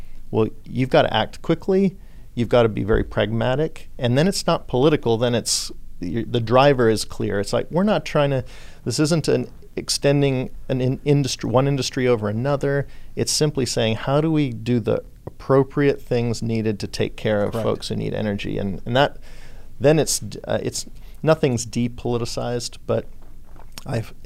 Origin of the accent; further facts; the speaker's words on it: Australia; also born or lived in California / Texas; now in Houston, United States; I was born in Australia. I lived in California. Then I've been in Texas 20 years